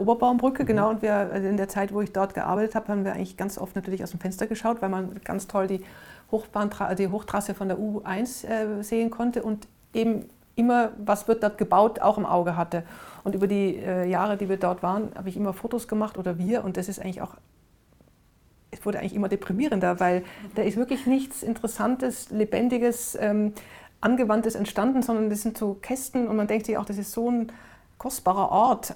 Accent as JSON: {"language": "German", "town": "Innsbruck", "region": "Tyrol", "country": "Austria", "tie": "born or raised there", "also_born_or_lived": "Vienna", "moved": "yes", "lives_now": "Berlin, Germany", "said": "meine Heimatstadt Innsbruck, wir haben direkt am Wasser gewohnt"}